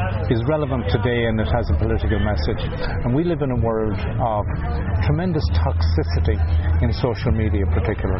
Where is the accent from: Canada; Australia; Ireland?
Ireland; County Galway, Connacht; I'm from County Galway